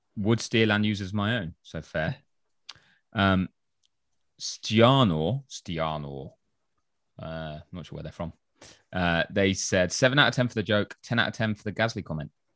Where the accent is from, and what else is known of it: England, United Kingdom